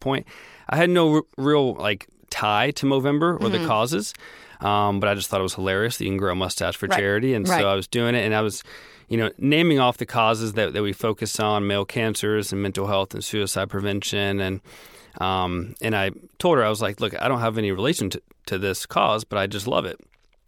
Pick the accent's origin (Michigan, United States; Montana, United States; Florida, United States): Florida, United States; also born or lived in Tennessee; No, I'm from the Southeast. Born in Tennessee, moved around a lot, but ended up going to high school and college in Florida.